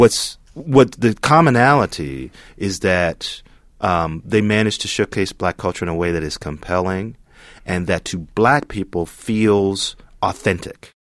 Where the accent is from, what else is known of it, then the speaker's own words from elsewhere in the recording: Gary, Indiana, United States; when I was growing up in Gary